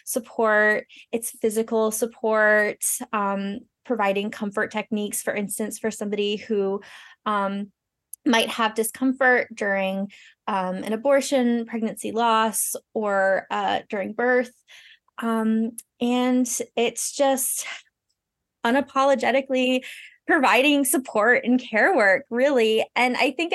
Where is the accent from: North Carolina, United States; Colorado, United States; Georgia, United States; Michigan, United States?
North Carolina, United States; moved away as an adult; now in Maine, United States; I am originally from North Carolina, but I'm living here in Maine now and have been for 10-ish years